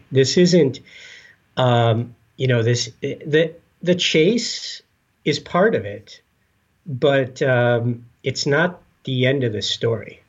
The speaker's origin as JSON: {"language": "English", "town": "Escanaba", "region": "Michigan", "country": "United States", "tie": "born or raised there", "moved": "as an adult", "lives_now": "Minnesota, United States", "said": "I grew up in the Upper Peninsula of Michigan"}